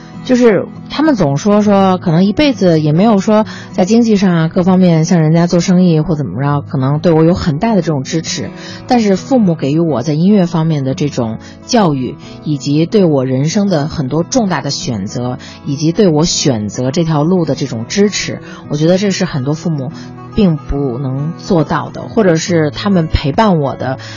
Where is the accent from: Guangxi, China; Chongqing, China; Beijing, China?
Beijing, China; 然后他们就说问，哎，你是从哪儿来呀？我说从北京过来